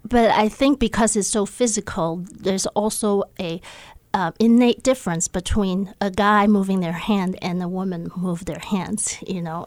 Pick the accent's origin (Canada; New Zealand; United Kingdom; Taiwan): Taiwan; Taipei; moved away as an adult; also born or lived in Los Angeles / Seattle, Washington; now in Missoula, United States; I grew up in Taiwan. I was born in Taipei, Taiwan, and I, um, lived there until I was eighteen